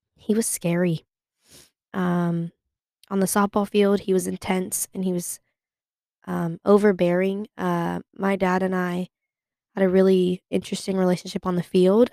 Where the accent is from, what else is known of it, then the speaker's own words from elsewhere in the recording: Sacramento, California, United States; moved away as an adult; now in Chapel Hill, United States; I am from Sacramento, California. I am currently in Chapel Hill, North Carolina